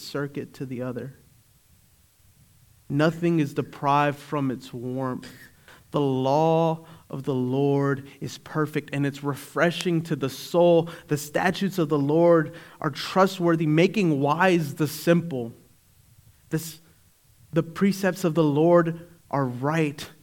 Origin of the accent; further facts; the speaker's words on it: Eastern North Carolina, United States; I worship God because I was raised in Eastern North Carolina.